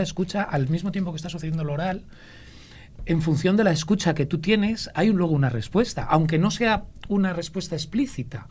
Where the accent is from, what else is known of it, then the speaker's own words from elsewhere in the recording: Ávila, Castile and León, Spain; also born or lived in Madrid / Salamanca; nací en Madrid y luego me crié en Ávila